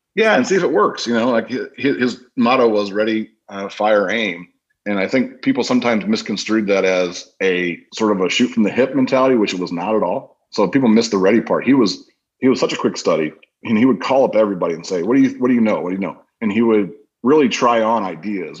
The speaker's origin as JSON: {"language": "English", "town": "Crown Point", "region": "Indiana", "country": "United States", "tie": "born or raised there", "said": "I grew up in Crown Point, Indiana, which is up in northwestern Indiana."}